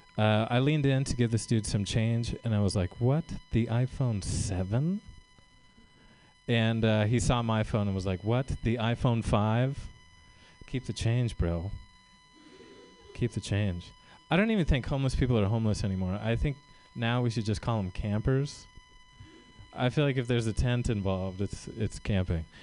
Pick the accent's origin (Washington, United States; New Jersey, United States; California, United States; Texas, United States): California, United States; Tracy; I'm from uh, the Central Valley. I'm from Tracy